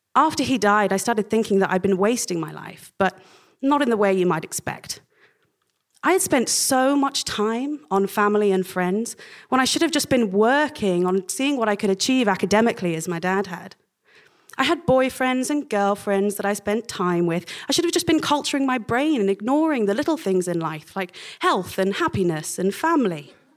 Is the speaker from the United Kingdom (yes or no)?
yes; Oxford, South East England, United Kingdom; also born or lived in Cambridge; my growing up in Oxford